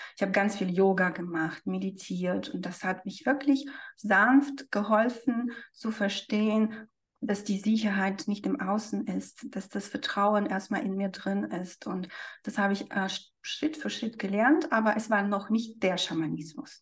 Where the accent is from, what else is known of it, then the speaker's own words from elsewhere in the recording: Siberia, Russia; moved away; also ich bin selbst in Sibirien geboren, ne? ich bin ein sibirisches Mädchen